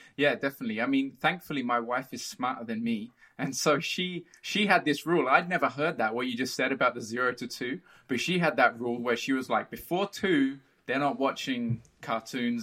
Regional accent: Brazil; moved away; I grew up in Brazil. I feel more Brazilian than anything else.

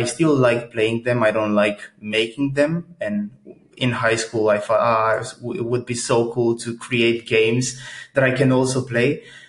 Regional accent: Bucharest, Romania; moved away as an adult; now in Groningen, Netherlands; I originally come from Romania. I was born and raised in Romania. And then when I was around 19 years old, I moved to the Netherlands.

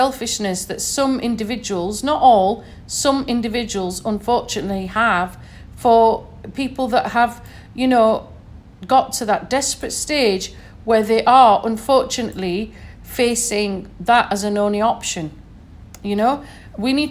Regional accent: Sheffield, Yorkshire and the Humber, United Kingdom; accent: northern; And I'm from the north, as you can probably hear from my accent. I'm from Sheffield originally.

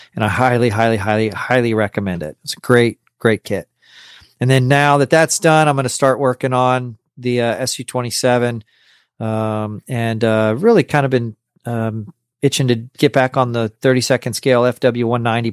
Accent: Corpus Christi, Texas, United States; also born or lived in New York City; I was born in New York City and then I moved to Corpus Christi, Texas, when I was like 11 days old.

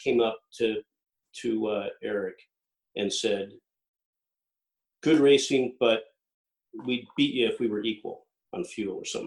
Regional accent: Lake Washington, United States; growing up on Lake Washington, pulling a boat and rowing a boat around the island

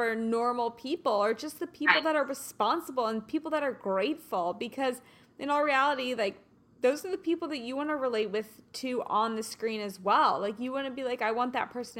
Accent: Kansas City, United States; now in Los Angeles, United States; I'm from Kansas City

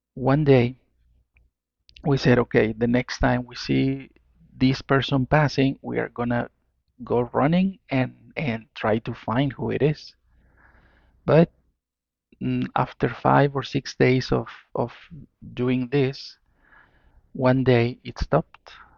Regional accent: Mexico; I'm from Mexico

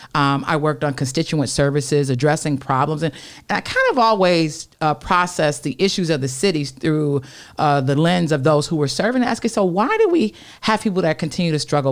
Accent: Detroit, Michigan, United States; also born or lived in Oak Park, Michigan; Born and raised in Detroit on the Northwest side, Burlingame and Dexter

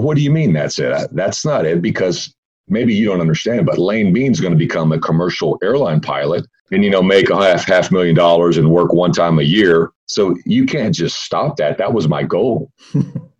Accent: Fort Worth, Texas, United States; I grew up in Fort Worth in North Texas, and there's a big amusement park here in the area where I live

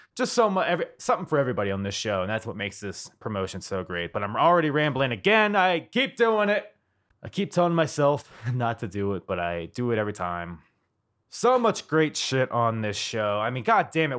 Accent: United States; I'm an American

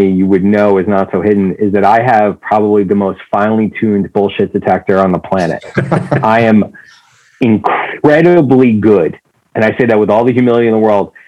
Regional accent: New York, United States; I grew up in New York.

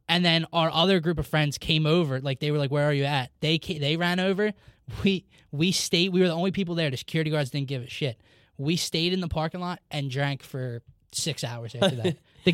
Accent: New Jersey, United States; I remember Wells Fargo's growing up in Jersey.

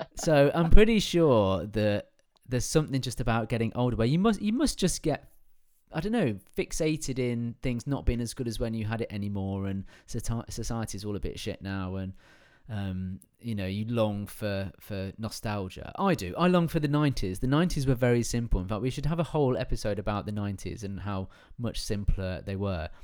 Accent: England, United Kingdom; I am English

